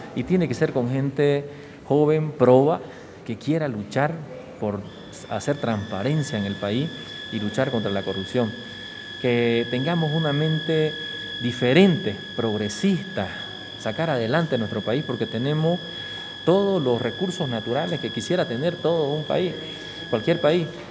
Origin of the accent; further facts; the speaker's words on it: San Ignacio de Velasco, Santa Cruz, Bolivia; vengo de provincia, nací en San Ignacio de Velasco, eh, municipio San Ignacio, provincia José Miguel de Velasco, eh, departamento de Santa Cruz, boliviano, querendón de su patria. Eh, estudié allá hasta el bachillerato